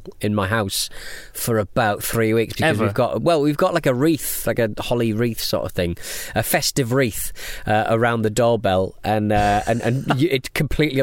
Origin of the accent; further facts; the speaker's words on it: England, United Kingdom; We're English